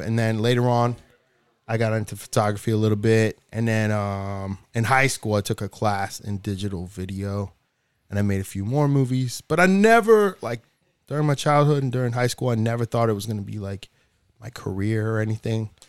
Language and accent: English; New Hampshire, United States; moved away; also born or lived in Dominican Republic; I grew up in New Hampshire